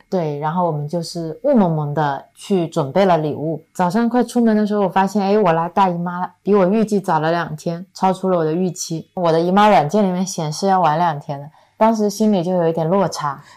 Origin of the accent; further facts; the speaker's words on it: Cangnan, Zhejiang, China; now in Zhoushan, China; 我的老家苍南就是苍山以南，在中国很南边的一个小镇上。一个我感觉还挺大的小镇